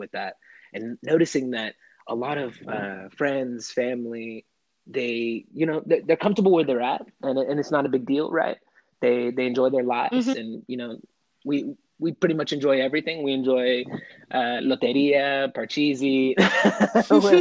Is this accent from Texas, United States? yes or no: yes; Austin, Texas, United States; I come from Texas. I originally am born in Austin, Texas.